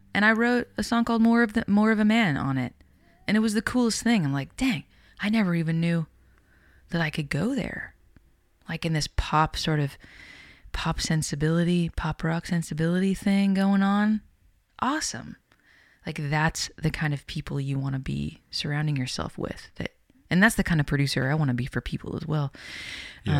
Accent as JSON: {"language": "English", "town": "Winnipeg", "region": "Manitoba", "country": "Canada", "tie": "born or raised there", "said": "growing up in Winnipeg"}